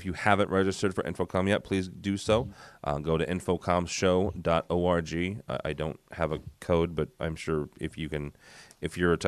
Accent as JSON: {"language": "English", "town": "St. Louis", "region": "Missouri", "country": "United States", "said": "I'm from the Midwest. I'm St. Louis, just outside of St. Louis, in a small little community college"}